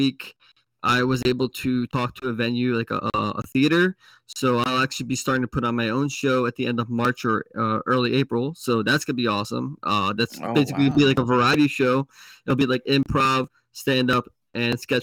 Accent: New Jersey, United States; And I said, "New Jersey."

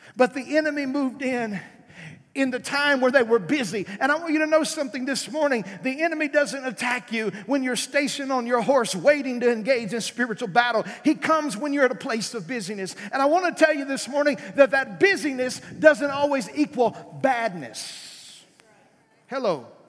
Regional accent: South Arkansas, United States; moved away; I was raised in South Arkansas

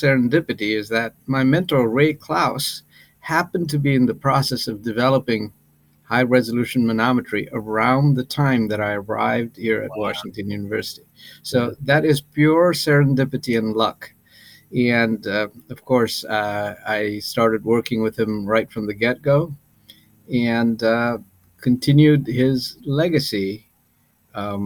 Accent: Nepal; moved away as an adult; also born or lived in India / United Kingdom; now in St. Louis, United States; I'm originally from Nepal, and I went to medical school in India

